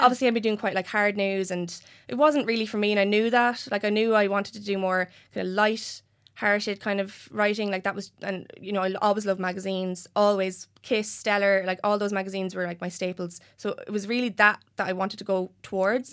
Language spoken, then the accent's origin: English; Enniscorthy, Leinster, Ireland; born or raised there